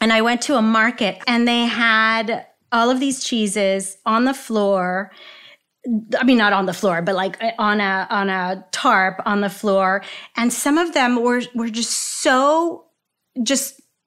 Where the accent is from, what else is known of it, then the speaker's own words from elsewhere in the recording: Laredo, Texas, United States; growing up in Laredo, my mom used to get groceries in Nuevo Laredo